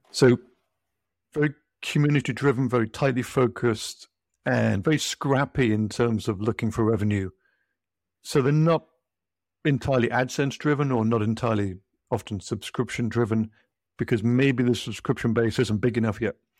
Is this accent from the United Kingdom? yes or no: yes; United Kingdom; moved away as an adult; now in United States; I'm British. I moved to the U S maybe twenty years or so ago